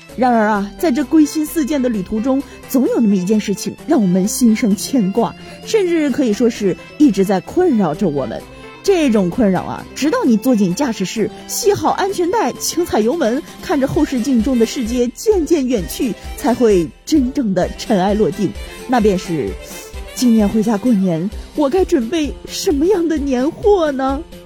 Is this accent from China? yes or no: yes; China; 那种我们中国人特有的温度